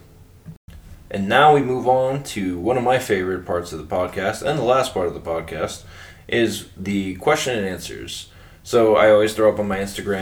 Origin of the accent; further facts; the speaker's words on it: South Florida, United States; now in New Hampshire, United States; I grew up in South Florida